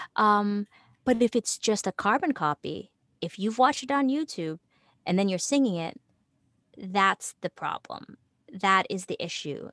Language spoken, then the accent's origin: English; Toronto, Ontario, Canada; moved away; also born or lived in New York; I was originally from Toronto